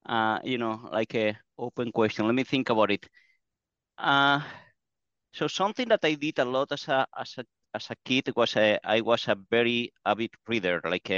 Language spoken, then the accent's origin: English; Basque Country, Spain; English is a second language; The only thing that was unusual about that is that at the time I was a kid, it was the Spanish transition, so there was a lot of conflicts